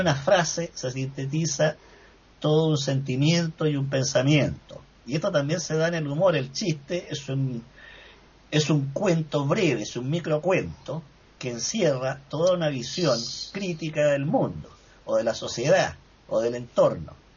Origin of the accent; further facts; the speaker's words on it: Valdivia, Los Ríos, Chile; en el sur de mi país, donde yo me crié en Valdivia, que es zona marítima costera